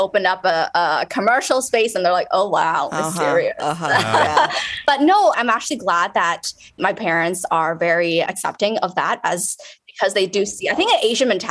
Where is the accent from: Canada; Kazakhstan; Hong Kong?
Canada; Toronto, Ontario; I grew up in Toronto, so I was born in Canada